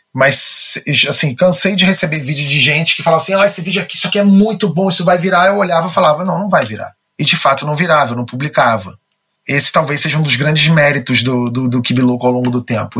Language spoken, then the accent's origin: Portuguese; Rio de Janeiro, Brazil; Eu nasci no Rio de Janeiro, nasci no bairro de Botafogo.